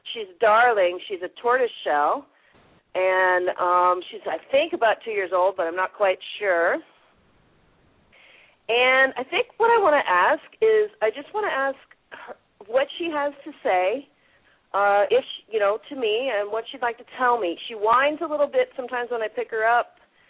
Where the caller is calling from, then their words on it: New Zealand; Okay, I'm calling from New Zealand.